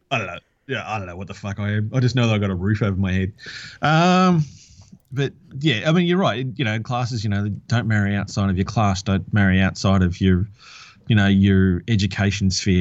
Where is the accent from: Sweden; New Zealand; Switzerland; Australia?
Australia